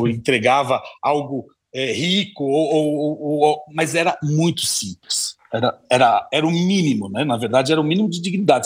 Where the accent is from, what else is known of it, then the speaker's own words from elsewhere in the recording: Santo André, São Paulo, Brazil; eu venho de Santo André, do ABC Paulista, morava num bairro residencial que estava crescendo